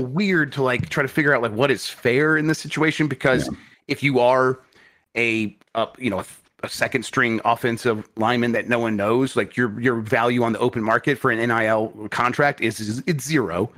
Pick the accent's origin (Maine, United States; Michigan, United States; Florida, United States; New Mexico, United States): Michigan, United States; I grew up in Michigan.